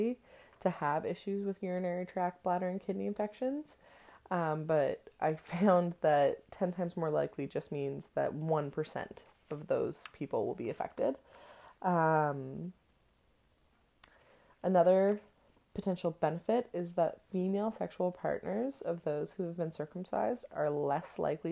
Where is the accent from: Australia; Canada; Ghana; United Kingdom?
Canada; I'm Canadian